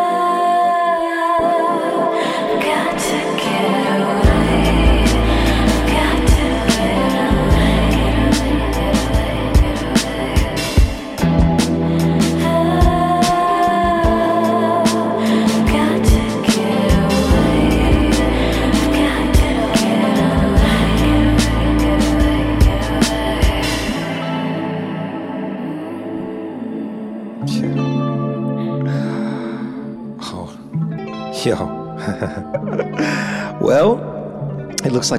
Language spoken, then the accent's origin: English; United States; now in Paris, France; I'm American